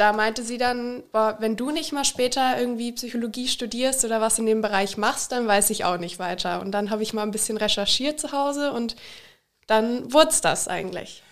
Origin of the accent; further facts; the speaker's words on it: Liederbach am Taunus, Hesse, Germany; moved away as an adult; now in Austria; Ich komme aus Liederbach am Taunus, also hier im Nachbarort